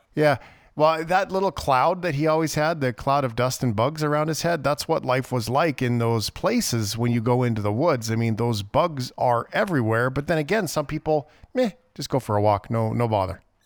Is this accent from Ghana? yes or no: no; Fort McMurray, Alberta, Canada; I grew up in Fort McMurray